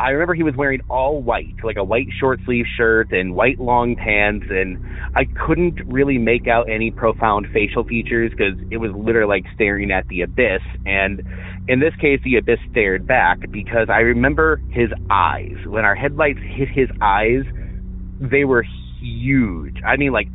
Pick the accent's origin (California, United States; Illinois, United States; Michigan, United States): Illinois, United States; Northern; I'm from Northern Illinois.